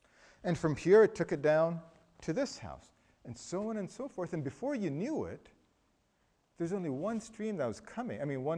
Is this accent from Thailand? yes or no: yes; Thailand; I was raised in Thailand. In Thailand, one of the things we love to use is bamboo.